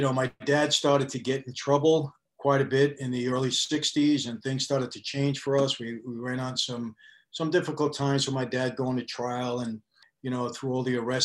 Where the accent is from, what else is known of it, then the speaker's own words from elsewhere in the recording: New York City, New York, United States; I was born in Brooklyn also